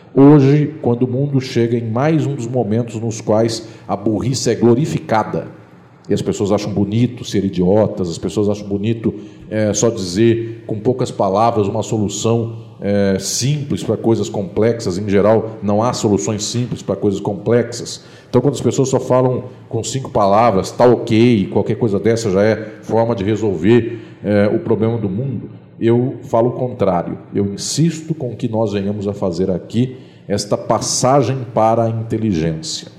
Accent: São Paulo, Brazil; now in Paraná, Brazil; aqui no Paraná, lá no meu estado de São Paulo

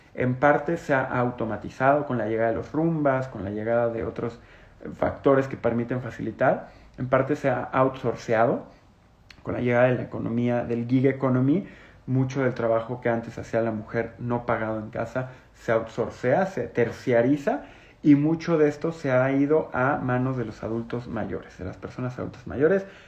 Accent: Mexico

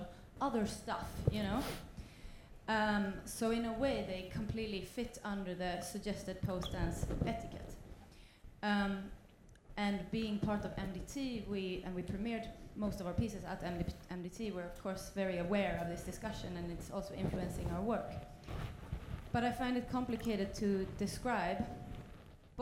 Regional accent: Sweden; I'm also from Sweden

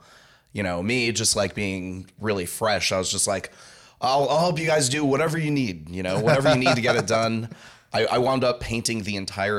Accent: San Jose, California, United States; also born or lived in Texas / Santa Clara / Santa Cruz; So I'm from San Jose. I've lived most of my life in San Jose, Santa Clara, Santa Cruz, or somewhere in between there.

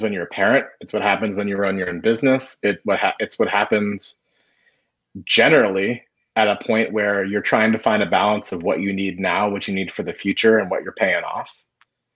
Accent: Florida, United States; moved away; I grew up in Florida. I played barefoot soccer at 4 o'clock on my birthday

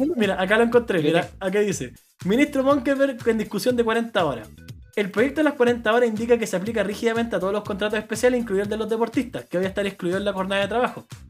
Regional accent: Chile; como chilenos

